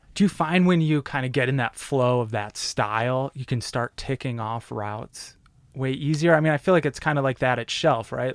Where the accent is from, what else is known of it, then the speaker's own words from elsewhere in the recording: Detroit, Michigan, United States; Midwest boy like me. I'm from Detroit